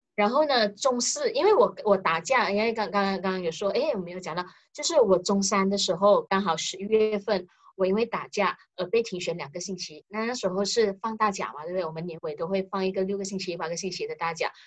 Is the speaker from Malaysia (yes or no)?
yes; George Town, Penang, Malaysia; 我住的那一条地方就叫做日本新界，是日本新路，在槟城